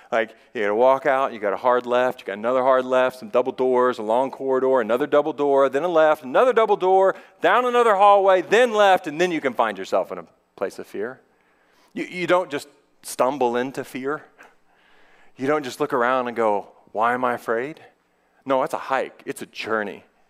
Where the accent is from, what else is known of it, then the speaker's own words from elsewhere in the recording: United States; I'm a male, I am white, I am middle class, I am an American